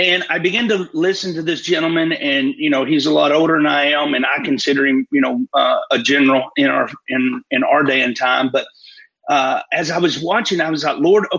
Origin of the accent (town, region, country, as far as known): Fort Payne, Alabama, United States